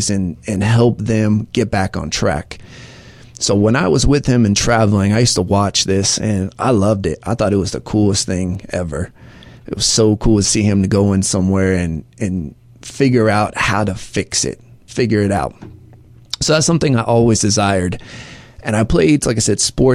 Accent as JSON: {"language": "English", "area": "near Orlando", "region": "Florida", "country": "United States", "tie": "born or raised there", "also_born_or_lived": "Atlanta, Georgia", "said": "I'm from Atlanta, Georgia. I grew up most of my life, though, right outside of Orlando, Florida."}